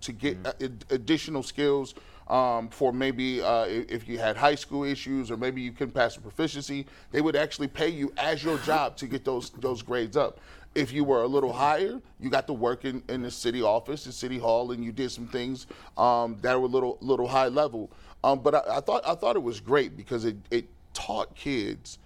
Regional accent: Stark County, Ohio, United States; There was a program that I grew up on with in Stark County

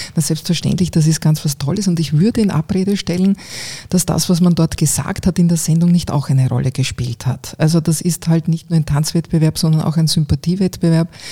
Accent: Eastern Styria, Austria; moved away as an adult; also born or lived in Graz; now in Vienna, Austria; Ich bin mhm. zwar aufgewachsen eben in einem kleinen Ort in der Oststeiermark

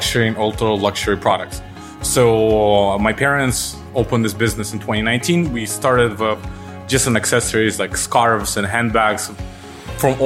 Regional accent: Uzbekistan; now in Canada; We are originally from Uzbekistan, which is a former Central Asia, former Soviet Union

